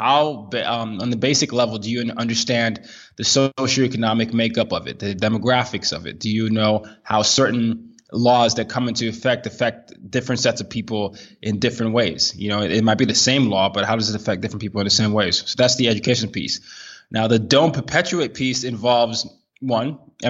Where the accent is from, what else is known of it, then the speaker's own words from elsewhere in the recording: Nigeria; my personal background, I'm a Nigerian. I grew up in 5 countries in 4 continents.